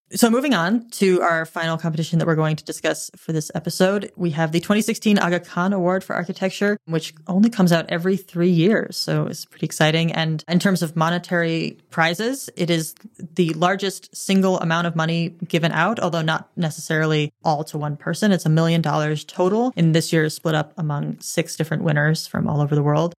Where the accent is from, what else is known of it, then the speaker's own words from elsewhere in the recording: United States; I'm an American tourist